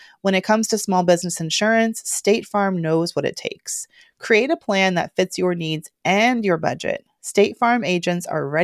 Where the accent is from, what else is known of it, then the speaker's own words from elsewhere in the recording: Georgia, United States; I'm from Georgia